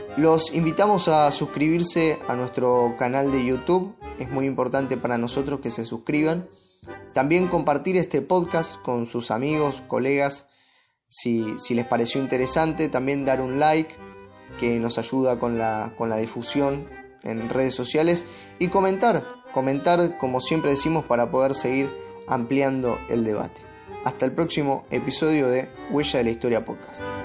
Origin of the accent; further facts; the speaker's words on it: Argentina; todos somos argentinos